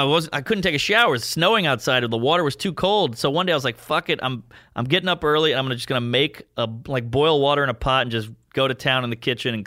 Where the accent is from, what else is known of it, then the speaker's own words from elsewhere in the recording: New Orleans, Louisiana, United States; now in New York, United States; I'm from New Orleans. You got fucked with all the time there.